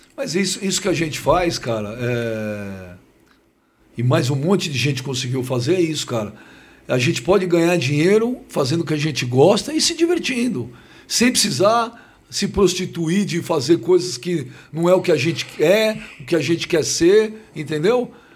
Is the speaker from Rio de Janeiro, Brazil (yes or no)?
no; São Paulo, Brazil; Eu nasci na cidade de São Paulo. Eu sou paulistano da Gema